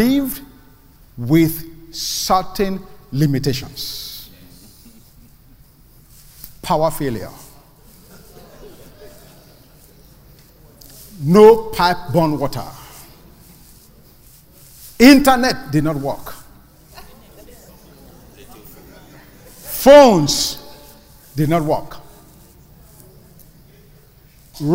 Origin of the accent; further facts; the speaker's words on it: Nigeria; also born or lived in Ibadan, Nigeria / Lagos, Nigeria; now in United States; I was born in Nigeria. I lived in the city called Ibadan. And then I was upgraded and moved to Lagos. I came to the United States from Lagos